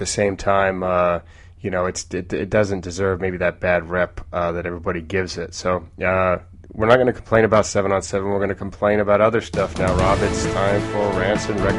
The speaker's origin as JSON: {"language": "English", "region": "Oregon", "country": "United States", "said": "I'm from Oregon"}